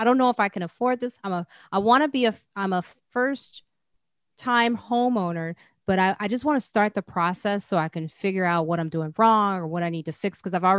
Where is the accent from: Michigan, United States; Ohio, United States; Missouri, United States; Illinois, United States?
Illinois, United States; Chicago; now in New York, United States; I'm originally from Chicago.